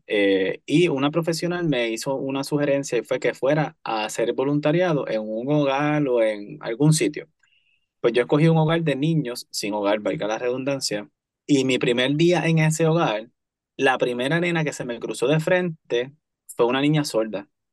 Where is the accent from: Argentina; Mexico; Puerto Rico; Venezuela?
Puerto Rico; Cayey; soy, antes que todo, callellano. callellano. Crecí en Calle, eh, estudié en Calle y sirvo en el pueblo de Calle principalmente.